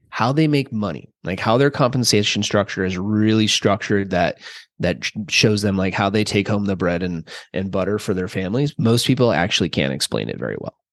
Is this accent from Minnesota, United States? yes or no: yes; central Minnesota, United States; I grew up in Minnesota, central Minnesota, about, I don't know, four hours or so south of the Canadian border